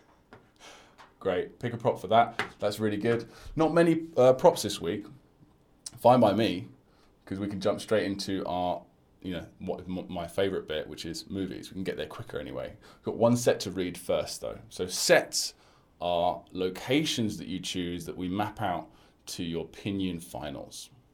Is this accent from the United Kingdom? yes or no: yes; United Kingdom; accent: British; I'm a British guy teaching Chinese